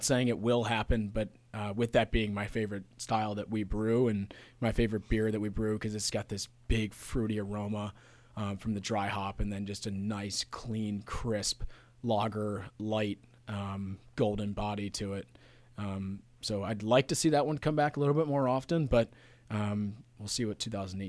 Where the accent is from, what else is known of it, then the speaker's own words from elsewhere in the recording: Pittsburgh, Pennsylvania, United States; I grew up in Pittsburgh.